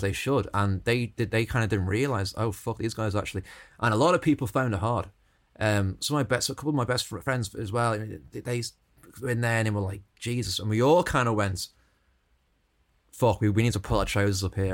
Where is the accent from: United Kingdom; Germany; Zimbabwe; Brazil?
United Kingdom; Stoke-on-Trent, West Midlands; now in Dublin, Ireland; I was always growing up in Stoke, so my accents.